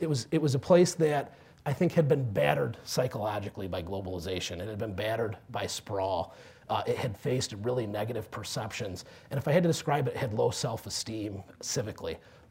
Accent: Sandusky, Ohio, United States; moved away; also born or lived in Cleveland, Ohio; that I was from Sandusky and I wanted to go back.

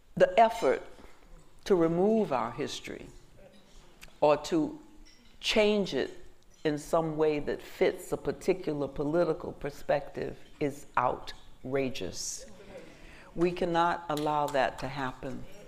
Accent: Georgia, United States; I grew up again in Georgia.

